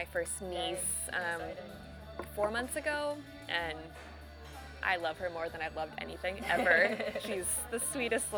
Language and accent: English; Michigan, United States; moved away as an adult; also born or lived in Chicago / Seattle; now in Portland, United States; I'm from Michigan originally